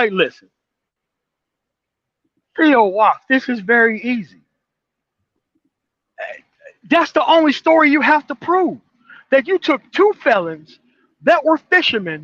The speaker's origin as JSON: {"language": "English", "region": "Mississippi Delta", "country": "United States", "also_born_or_lived": "Denver metro area", "moved": "yes", "lives_now": "Denver, United States", "said": "I'm from the Mississippi Delta"}